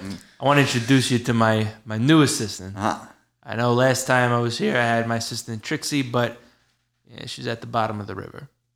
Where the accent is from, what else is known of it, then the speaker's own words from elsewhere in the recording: Bayonne, New Jersey, United States; they referenced the fact that the Four Horsemen started in Bayonne, New Jersey, my hometown.